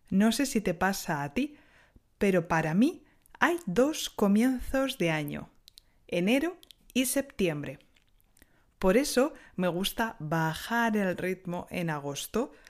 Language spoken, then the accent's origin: Spanish; Spain; now in France; soy española y enseño español en Francia desde hace unos años.